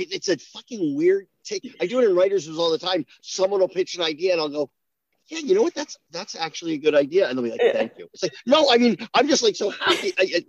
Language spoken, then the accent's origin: English; New Jersey, United States; I'm from New Jersey, but I can't deny that I came from a community where it was expected that people go to college